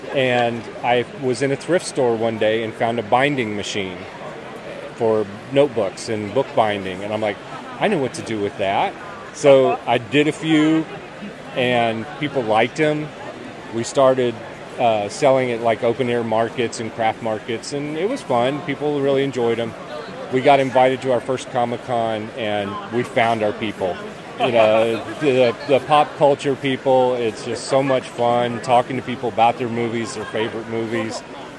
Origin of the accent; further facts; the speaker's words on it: North Carolina, United States; I'm from North Carolina.